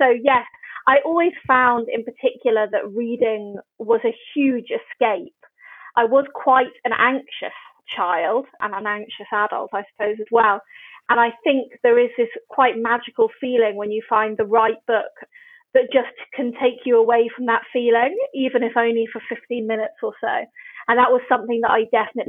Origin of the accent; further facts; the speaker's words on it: Oxford, South East England, United Kingdom; moved away; I grew up in Oxford, sort of between Wolvercote and Summertown